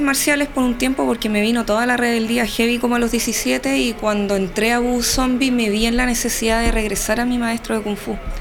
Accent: Chile; accent: Chilean; me voy a chilenizar

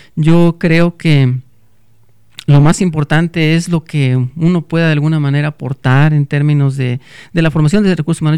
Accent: Salamanca, Guanajuato, Mexico; also born or lived in Celaya, Guanajuato; Yo soy de Salamanca, Guanajuato

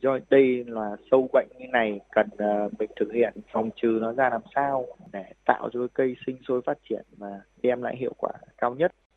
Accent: Thai Nguyen, Vietnam; moved away as an adult; also born or lived in Israel; cái mảnh đất quê hương của mình thì sau khi trở về quê hương thì với cái nắng nóng oi bức và cái trồng chè ở trên ờ, vùng đất Thái Nguyên thì cái mảnh đồi của nhà tôi

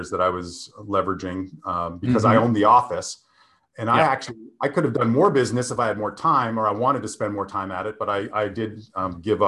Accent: Canada; moved away as an adult; now in Southern California, United States; as a Canadian being in Canada when this recession hit

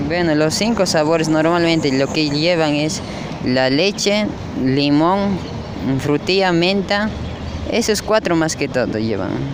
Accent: Cochabamba, Bolivia; also born or lived in Chapare, Cochabamba; now in Santa Cruz de la Sierra, Bolivia; yo vengo de Cochabamba

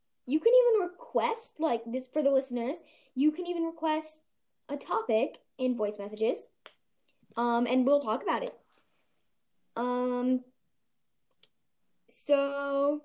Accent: Ohio, United States; I am from Ohio

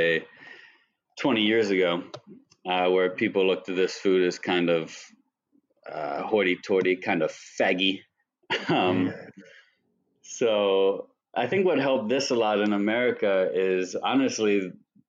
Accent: Mechanicsburg, Pennsylvania, United States; I got a job in a really small family-run Japanese restaurant in my hometown of Mechanicsburg, Pennsylvania

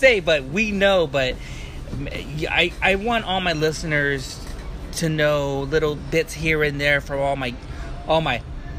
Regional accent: Northern California, United States; I'm from NorCal.

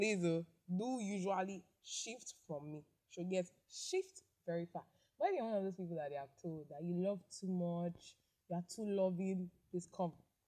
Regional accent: Nigeria; I live in Nigeria. I am from Nigeria

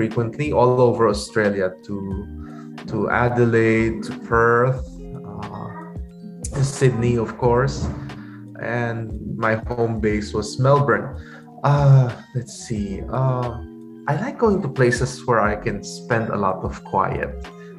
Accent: San Fernando, Central Luzon, Philippines; also born or lived in Manila; now in Bacolod, Philippines; I grew up in San Fernando, Pampanga

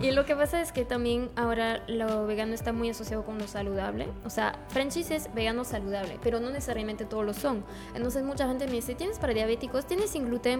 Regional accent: France; Spanish is a second language; moved away as an adult; now in Peru; soy de Francia y he llegado a Perú hace casi cuatro años

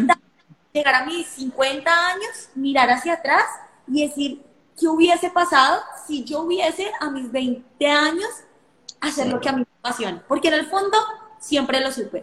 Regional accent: Colombia; soy de Colombia, los saludos de Colombia

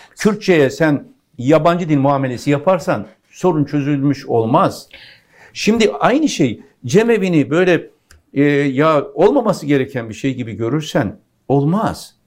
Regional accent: Pirlerkondu, Konya, Turkey; benim doğduğum yerin adı pirler kondu

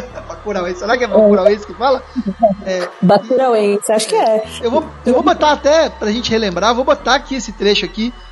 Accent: Rio de Janeiro, Brazil; Eu sou do Rio.

